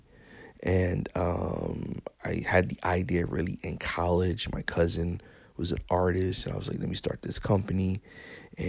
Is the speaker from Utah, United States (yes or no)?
no; New York City, New York, United States; moved away as an adult; now in Florida, United States; I was raised in Bronx, New York.